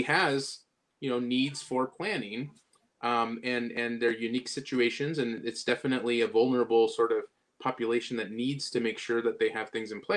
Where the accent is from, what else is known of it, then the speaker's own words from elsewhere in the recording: Southern California, United States; originally I'm from Southern California